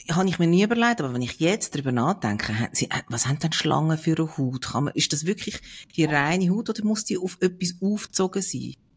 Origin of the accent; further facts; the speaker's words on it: Switzerland; bei uns in der Schweiz